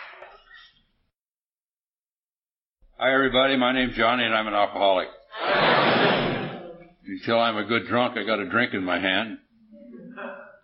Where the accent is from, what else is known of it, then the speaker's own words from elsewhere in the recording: United States; I'm an American and I don't understand much Swedish